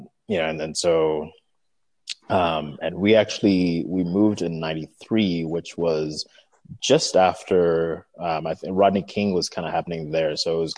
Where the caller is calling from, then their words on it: Nairobi, Kenya; I'm calling from Nairobi.